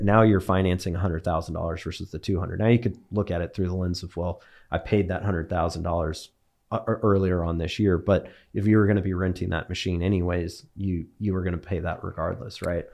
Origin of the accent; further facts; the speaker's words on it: Bakersfield, California, United States; moved away as an adult; also born or lived in Bay Area, California; now in Dallas, United States; grew up in Bakersfield, California. Born and raised there